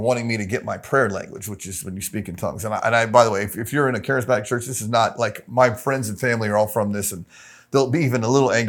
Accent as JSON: {"language": "English", "town": "Tampa", "region": "Florida", "country": "United States", "tie": "born or raised there", "said": "Super Baptist, Tampa, Florida. A cult-like, charismatic Baptist church."}